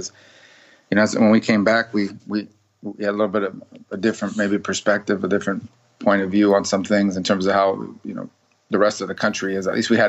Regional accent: Miami, Florida, United States; I was born in Miami. We lived in Miami. My dad was a bartender on Miami Beach.

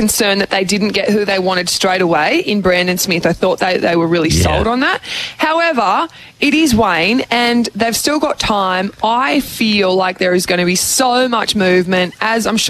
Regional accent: Australia; as an Aussie

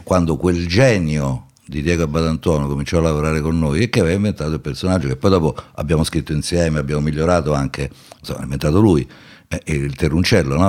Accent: Rome, Lazio, Italy; also born or lived in Milan; sono romano

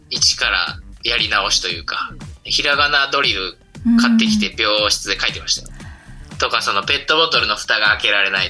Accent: Shiga, Japan; 地元の滋賀県で、琵琶湖トライアスロン

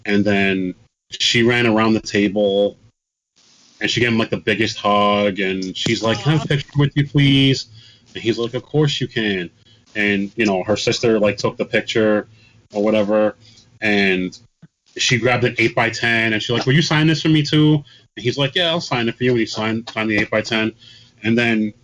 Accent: New York City, New York, United States; we're both from the Bronx

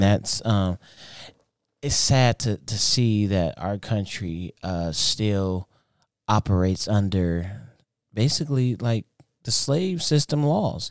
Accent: United States

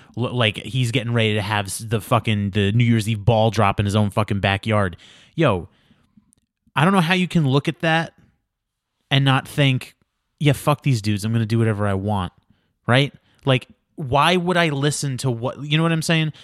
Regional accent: New York, United States; moved away as an adult; now in Los Angeles, United States; I'm the guy from New York. I live in your state now

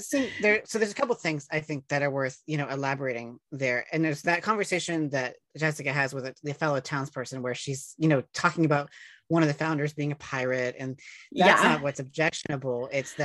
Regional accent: West Virginia, United States; as an Appalachian by birth

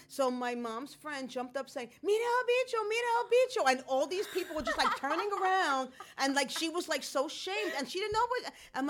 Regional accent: New York City, New York, United States; We both grew up in the Bronx.

